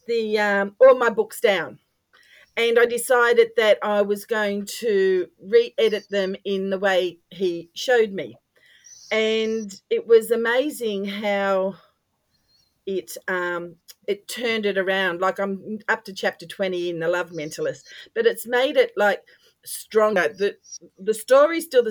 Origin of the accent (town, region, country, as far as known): Australia